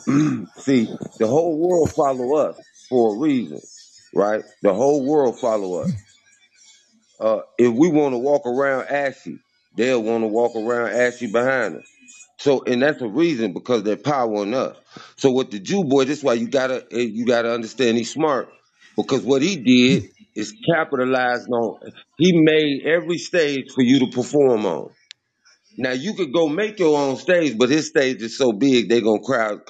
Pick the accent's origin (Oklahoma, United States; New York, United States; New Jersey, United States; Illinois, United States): Illinois, United States; Chicago; I'm from Chicago